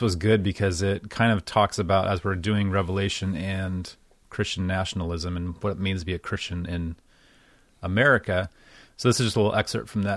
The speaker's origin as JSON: {"language": "English", "country": "United States", "said": "as an American"}